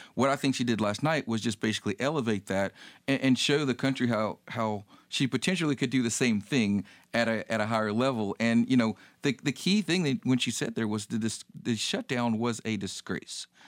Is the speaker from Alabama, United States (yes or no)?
no; North Carolina, United States; I grew up in North Carolina, but my grandparents, a lot of my family is, is from the Atlanta area